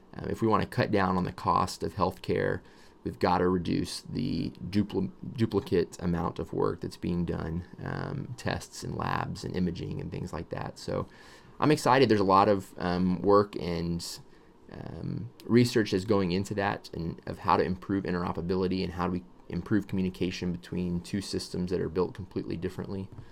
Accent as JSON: {"language": "English", "region": "Texas", "country": "United States", "tie": "born or raised there", "said": "I was born in Texas"}